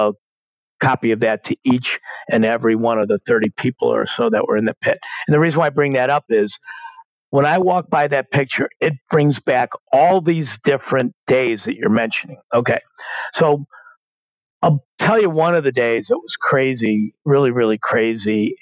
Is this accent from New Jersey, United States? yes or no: no; Chicago, Illinois, United States; I grew up in Chicago